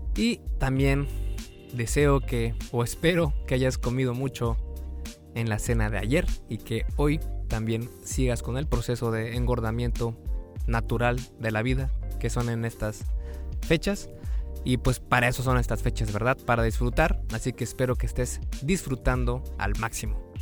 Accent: Mexico; yo soy de México

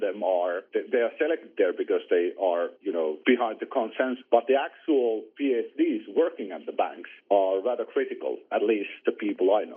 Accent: Finland

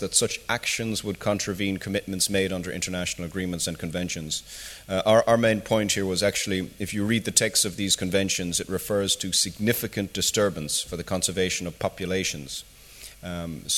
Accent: Ireland; moved away; I'm from Ireland myself initially

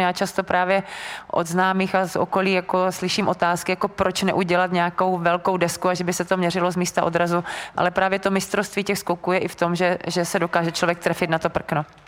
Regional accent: Brno, South Moravian Region, Czechia; jsem vlastně z Brna

